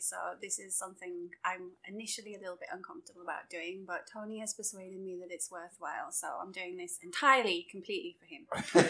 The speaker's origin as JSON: {"language": "English", "region": "England", "country": "United Kingdom", "also_born_or_lived": "Durham / Birmingham", "moved": "as an adult", "lives_now": "United States", "said": "Okay, so obviously I'm from England. You can probably tell by the accent."}